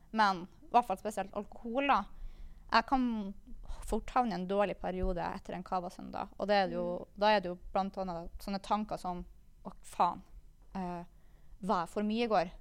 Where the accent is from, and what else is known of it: Kristiansund, Møre og Romsdal, Norway; moved away